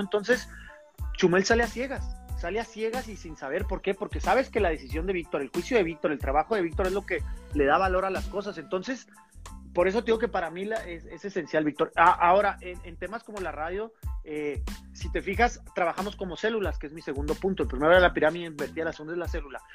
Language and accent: Spanish; Chihuahua, Mexico; somos los dos de Chihuahua, estábamos en el campestre, somos amigos